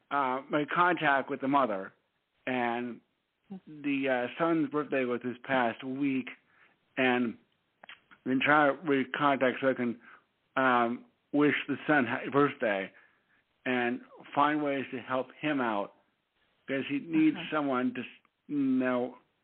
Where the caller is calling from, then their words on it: Stamford, Connecticut, United States; … from Stamford, Connecticut.